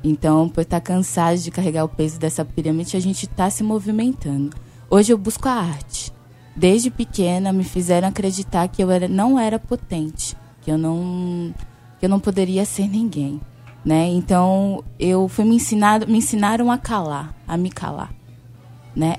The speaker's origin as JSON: {"language": "Portuguese", "region": "São Paulo", "country": "Brazil", "said": "eu sou de São Paulo"}